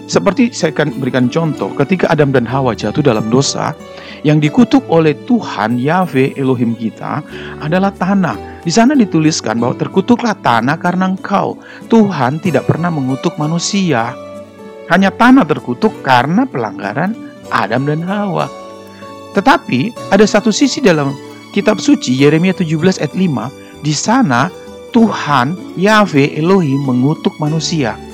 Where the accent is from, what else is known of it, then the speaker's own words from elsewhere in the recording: Surabaya, East Java, Indonesia; Saya ini arek Surabaya.